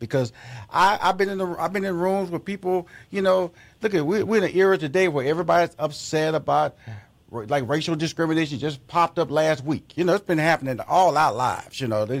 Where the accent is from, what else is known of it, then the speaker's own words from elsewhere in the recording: Texas, United States; I grew up, wasn't like that. I grew up in Fifth Ward.